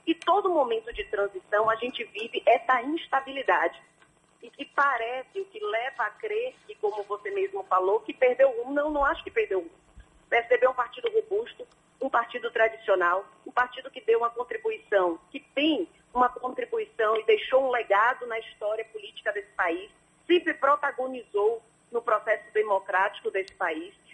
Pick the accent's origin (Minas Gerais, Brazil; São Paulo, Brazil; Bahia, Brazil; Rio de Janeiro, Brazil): Bahia, Brazil; Salvador; eu nasci em Salvador